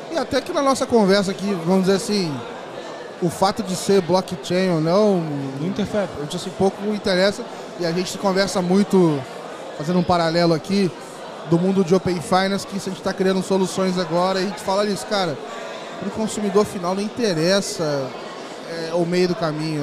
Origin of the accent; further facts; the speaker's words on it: Volta Redonda, Rio de Janeiro, Brazil; lá na minha cidade, Volta Redonda, no Rio